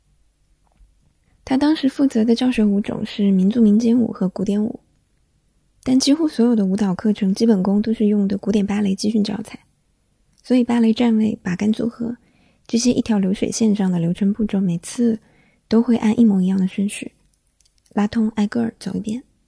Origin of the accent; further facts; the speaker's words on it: the South, southern China, China; now in Beijing, China; 小时候在南方